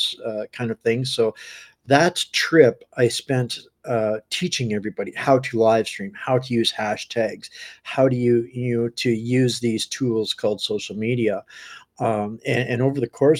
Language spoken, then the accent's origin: English; Northern Alberta, Canada; I grew up born and raised in Northern Alberta